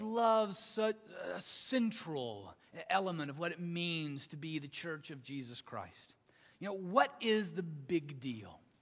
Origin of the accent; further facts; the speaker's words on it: the South, United States; I grew up in the South